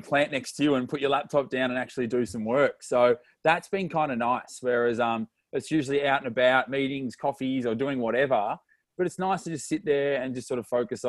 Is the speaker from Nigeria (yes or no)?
no; Melbourne, Victoria, Australia; We live in the same suburb our whole life